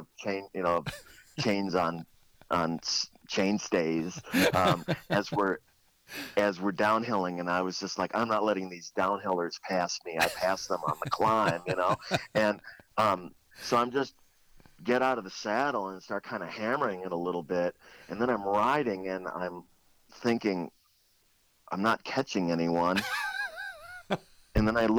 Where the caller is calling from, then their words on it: Pagosa Springs, Colorado, United States; I'm calling in from Pagosa